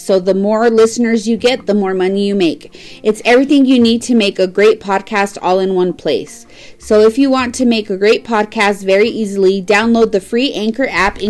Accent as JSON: {"language": "English", "town": "Las Cruces", "region": "New Mexico", "country": "United States", "tie": "born or raised there", "said": "my hometown of Las Cruces, New Mexico."}